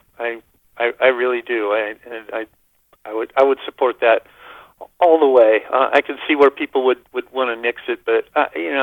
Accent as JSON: {"language": "English", "town": "Berkeley", "region": "California", "country": "United States", "said": "I'm a hippie from Berkeley"}